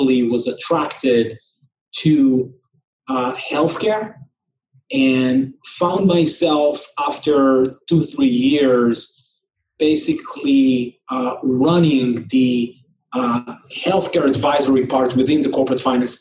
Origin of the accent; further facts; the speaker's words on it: Israel; moved away as an adult; also born or lived in New York; I grew up in Israel, and was born and raised here